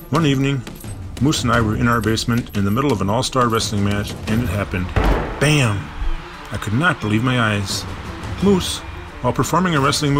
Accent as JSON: {"language": "English", "town": "Bloomington", "region": "Minnesota", "country": "United States", "tie": "born or raised there", "lives_now": "Minneapolis, United States", "said": "I lived with a moose all throughout my childhood, growing up in Bloomington, Minnesota."}